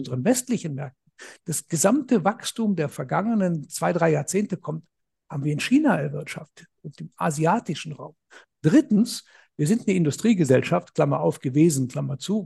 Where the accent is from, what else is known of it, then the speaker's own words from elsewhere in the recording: Germany; bei uns in Deutschland